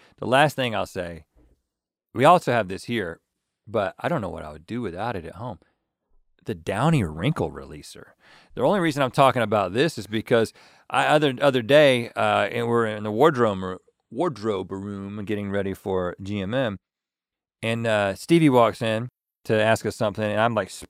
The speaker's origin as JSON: {"language": "English", "region": "Colorado", "country": "United States", "said": "I'm from Colorado."}